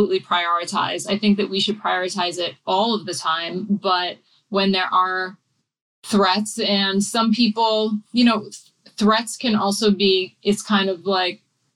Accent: New England, United States; I grew up in New England

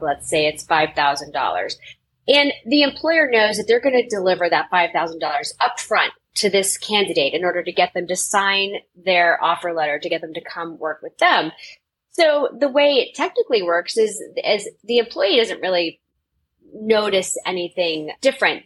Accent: Tampa, Florida, United States; I grew up in Tampa, Florida.

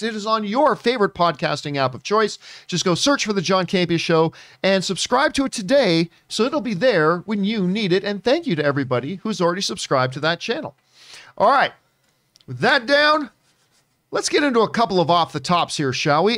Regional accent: Canada; moved away as an adult; as a Canadian

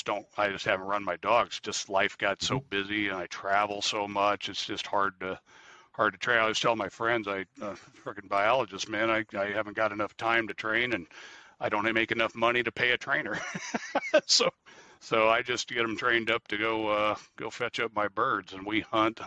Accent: Midwest, United States; When I grew up in the Midwest hunting small game, like every kid in the Midwest does.

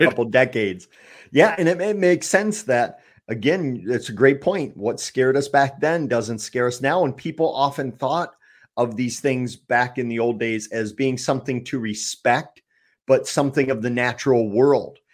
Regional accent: Eau Claire, Wisconsin, United States; my hometown of Eau Claire

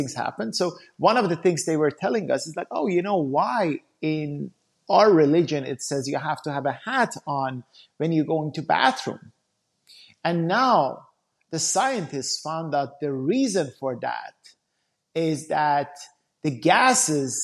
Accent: Iran; moved away; I grew up back in Iran

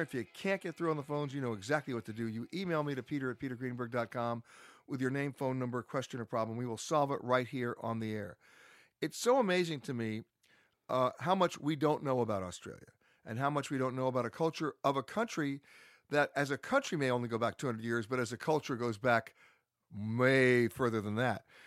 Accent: United States; as an American

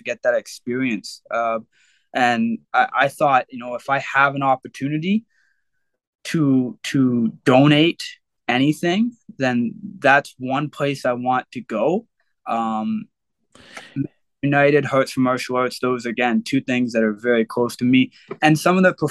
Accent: Oshawa, Ontario, Canada; growing up in Oshawa, I moved all around Oshawa

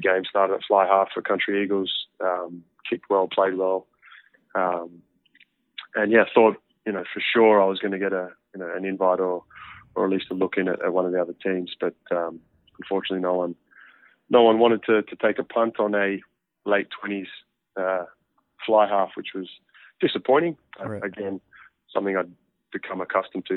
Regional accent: Bungendore, New South Wales, Australia; also born or lived in Canberra / Worcester, England; now in Houston, United States; I was born in Canberra, uh, the capital of Australia. Surprise to some people, I'm sure, but I uh, grew up about 30, 35 minutes east of Canberra in a little town called Bungendore.

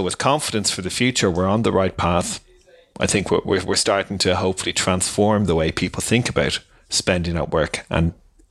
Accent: Ireland; I'm an Irishman

